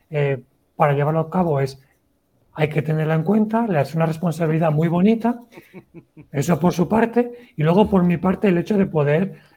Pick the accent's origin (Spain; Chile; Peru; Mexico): Spain; Valencia, Valencian Community; tengo 36 años y vengo desde Valencia.